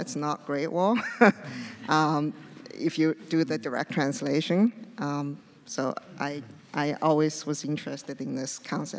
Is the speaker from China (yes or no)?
yes; China; now in United States; Well, I was born in China, which is a country with a very long history. And I remember came to United States